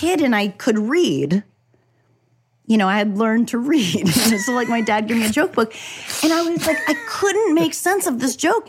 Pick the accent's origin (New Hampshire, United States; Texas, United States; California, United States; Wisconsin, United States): New Hampshire, United States; at school, I would have a bagel and cream cheese. This is in New Hampshire